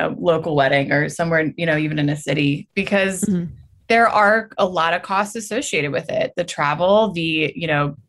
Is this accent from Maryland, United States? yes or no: yes; Easton, Maryland, United States; also born or lived in St. Michaels, Maryland; I grew up in St. Michael's and Easton